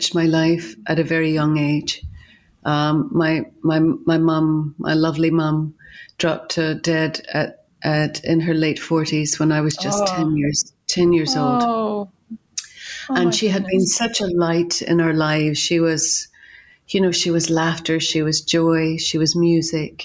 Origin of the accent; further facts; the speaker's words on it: Ireland; I'm Irish and grew up in Ireland